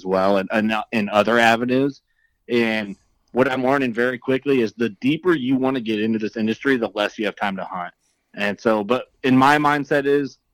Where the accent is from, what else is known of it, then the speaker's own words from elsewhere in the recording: northwest central Illinois, United States; I grew up in Illinois, nor like central, like northwest central Illinois